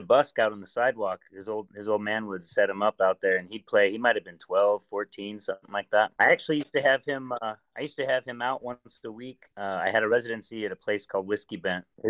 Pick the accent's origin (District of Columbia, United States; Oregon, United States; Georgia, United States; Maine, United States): Oregon, United States; Portland; moved away as an adult; now in Nashville, United States; my brother and I, grew up in Portland